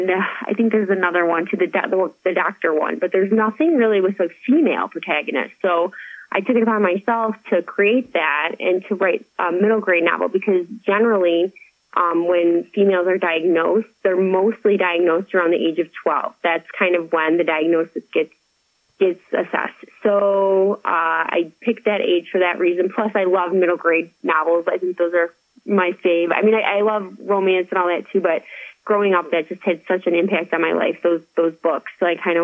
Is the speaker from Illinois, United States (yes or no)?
yes; Chicago, Illinois, United States; I'm from Chicago